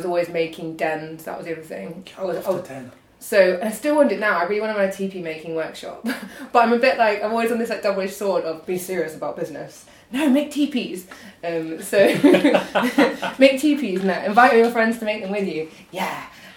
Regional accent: Kent, South East England, United Kingdom; I'm from Kent

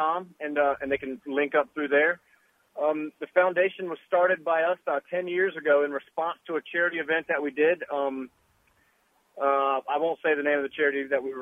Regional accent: the South, United States; growing up in the South

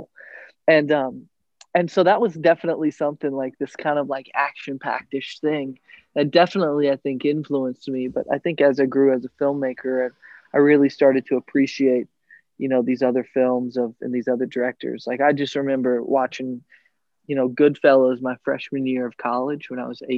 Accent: Little Rock, Arkansas, United States; moved away as an adult; now in Chicago, United States; I born and raised in Little Rock, Arkansas. I'm like a good old Southern boy.

